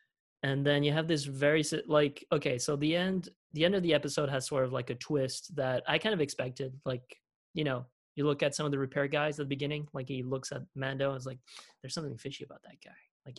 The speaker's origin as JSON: {"language": "English", "town": "Philadelphia", "region": "Pennsylvania", "country": "United States", "accent": "Philly", "said": "That's like my Philly accent."}